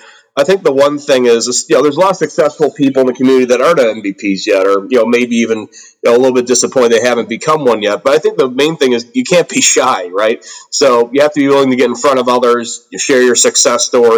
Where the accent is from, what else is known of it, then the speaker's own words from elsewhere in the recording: Aurora, Illinois, United States; I'm from the Chicago suburbs here in the United States. The city I'm from is actually called Aurora.